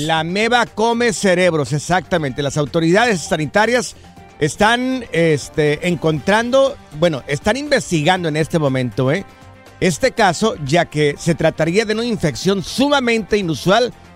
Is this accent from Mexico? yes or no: yes; Miraplanes, Jalisco, Mexico; moved away; Soy de Miraplanes, en el estado de Jalisco. Es un ranchito.